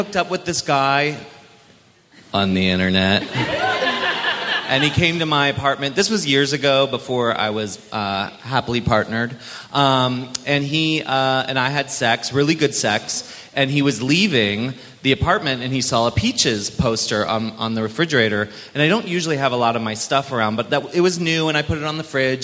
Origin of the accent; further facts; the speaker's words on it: Maryland, United States; I grew up in Maryland